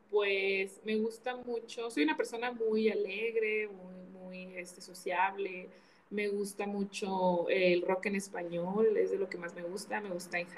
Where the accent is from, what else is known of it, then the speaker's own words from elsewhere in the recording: Mexico; Me encantan los taquitos como buena mexicana, me gustan mucho.